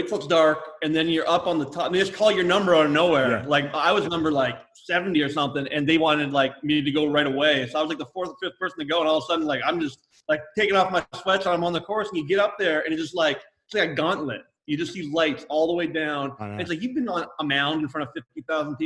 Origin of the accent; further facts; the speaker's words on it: Canada; moved away as an adult; also born or lived in Seattle, United States; I was born and raised in Canada.